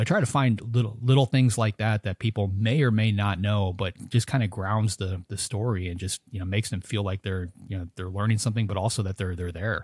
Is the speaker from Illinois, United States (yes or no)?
yes; outside of Chicago, Illinois, United States; I grew up outside of Chicago as a kid